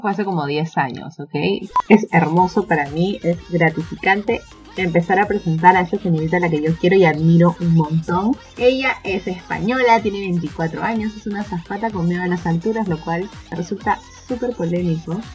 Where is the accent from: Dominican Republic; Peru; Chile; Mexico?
Peru; de Perú